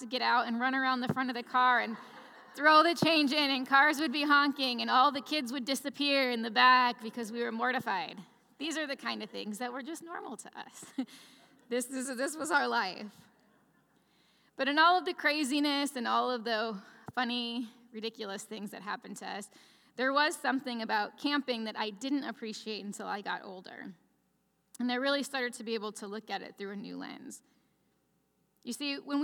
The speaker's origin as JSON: {"language": "English", "area": "Chicagoland area", "region": "northwest Indiana", "country": "United States", "said": "I'm from the Midwest, from the Chicagoland area, right northwest Indiana, right outside Chicago."}